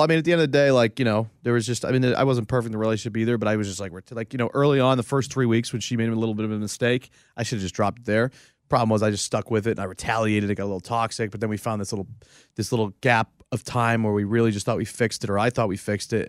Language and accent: English; New England, United States; I grew up in New England for forever